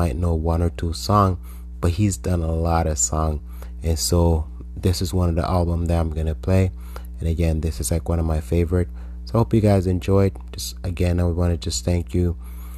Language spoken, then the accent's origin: English; Jamaica; growing up in Jamaica